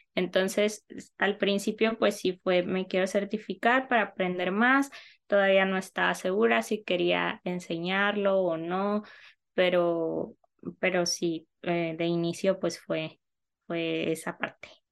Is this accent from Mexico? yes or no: yes; Navojoa, Sonora, Mexico; also born or lived in Mexico City; yo soy de Naujoa, Sonora